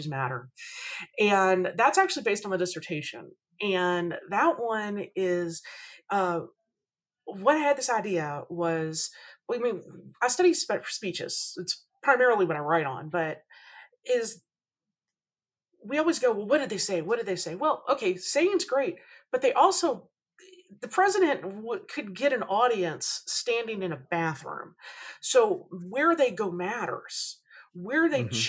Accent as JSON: {"language": "English", "region": "Kentucky", "country": "United States", "also_born_or_lived": "Budapest, Hungary", "first_language": "English", "moved": "yes", "lives_now": "Austin, United States", "said": "I'm from Kentucky."}